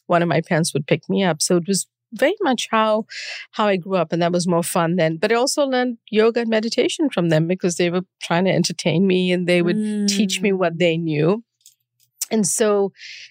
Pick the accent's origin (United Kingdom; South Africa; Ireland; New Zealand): South Africa; moved away as an adult; now in United States; I grew up during apartheid in South Africa and moved to study here.